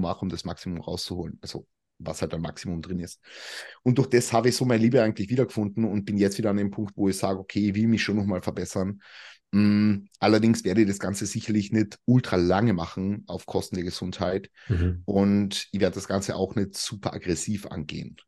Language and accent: German; Carinthia, Austria; moved away as an adult; now in Vienna, Austria; ich komme ja eigentlich aus dem Süden von Österreich. Da redet man ja nochmal anders. Wie gesagt, ich bin 2019 nach Wien gezogen, ich komme ja eigentlich von ganz unten